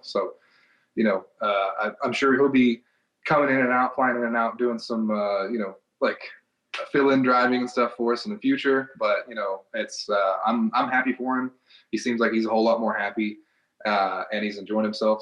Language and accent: English; Knoxville, Tennessee, United States; I'm from Knoxville, Tennessee, so used to do an event in the uh, Thompson Bowling Arena in Knoxville, Tennessee